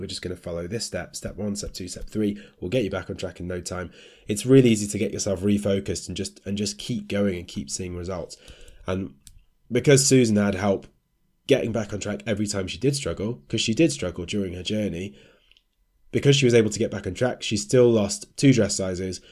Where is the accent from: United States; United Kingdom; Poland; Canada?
United Kingdom; as British people